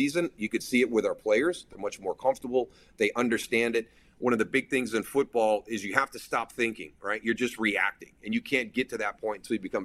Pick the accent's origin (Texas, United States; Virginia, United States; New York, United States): New York, United States; Western; I'm from Western New York